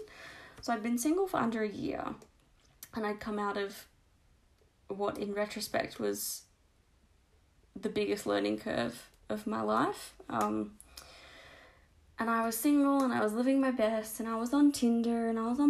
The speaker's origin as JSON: {"language": "English", "country": "Australia", "also_born_or_lived": "Canberra", "accent": "Australian", "said": "I'm obviously Australian because of my disgusting accent."}